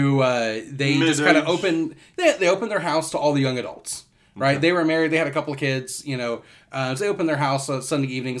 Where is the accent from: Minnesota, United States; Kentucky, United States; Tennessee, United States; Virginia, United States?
Kentucky, United States; moved away as an adult; now in Florida, United States; I grew up in Kentucky, ended up moving down to Florida. back in 2009